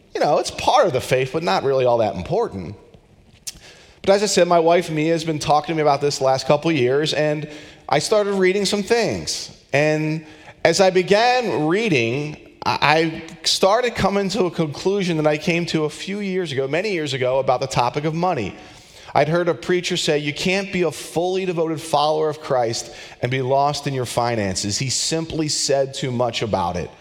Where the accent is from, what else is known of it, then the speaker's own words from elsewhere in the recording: Philadelphia, Pennsylvania, United States; I grew up outside of Philadelphia